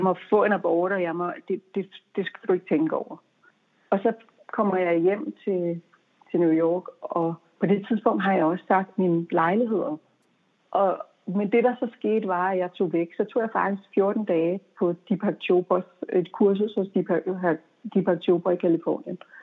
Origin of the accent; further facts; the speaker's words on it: Denmark; moved away as an adult; also born or lived in United States; der var jeg hjemme i Danmark